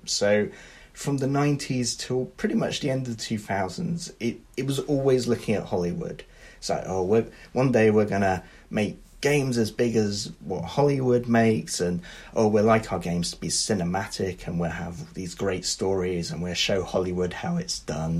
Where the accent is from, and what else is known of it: United Kingdom